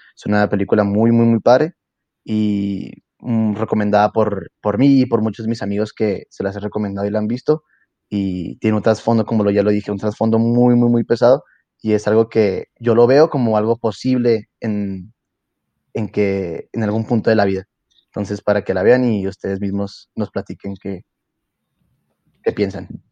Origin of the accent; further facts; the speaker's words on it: Mexico; ser yo el primer mexicano